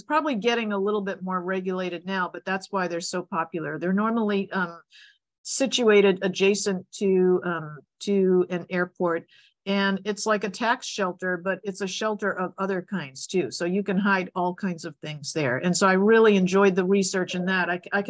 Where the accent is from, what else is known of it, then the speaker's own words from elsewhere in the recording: Boston, Massachusetts, United States; I grew up in Boston. And, you know, Boston has like 9 months of winter and incredible winters.